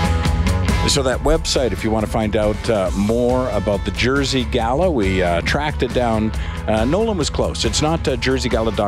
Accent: Canada; we're all Canadian

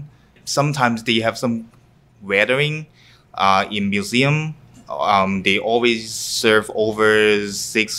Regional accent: Hong Kong; English is a second language; now in Winnipeg, Canada; I loved to cook when I was 5 years old or 6 years old in Hong Kong, because I came from Hong Kong

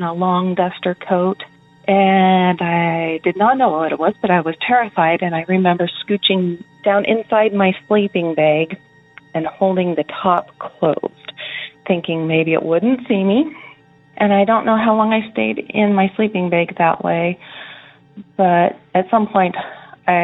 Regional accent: Oregon, United States; I'm from Oregon.

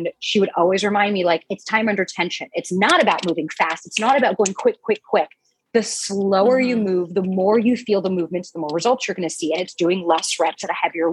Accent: New York, United States; moved away as an adult; now in Los Angeles, United States; as a New Yorker coming here

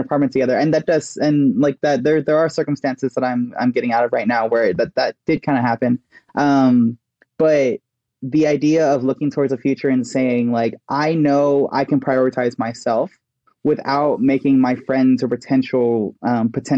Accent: Texas, United States; moved away; I grew up in Texas

